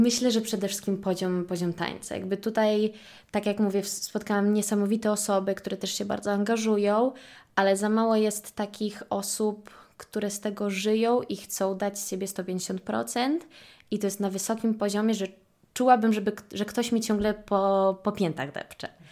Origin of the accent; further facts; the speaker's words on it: Warsaw, Masovian Voivodeship, Poland; moved away as an adult; also born or lived in Milan, Italy; Ja generalnie urodziłam się tutaj w Warszawie um, i około 4 lat temu przeprowadziłam się do Włoch